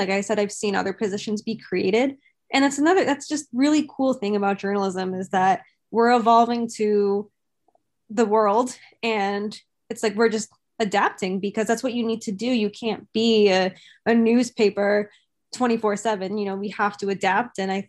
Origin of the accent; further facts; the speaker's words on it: Boston, Massachusetts, United States; Just growing up in Boston too, is to have those people work within the Boston teams was super special.